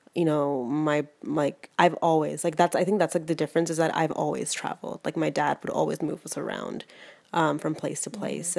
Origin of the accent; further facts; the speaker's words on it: Toronto, Ontario, Canada; moved away; also born or lived in Houston; I was born in Toronto and like raised there for like raised here for half my life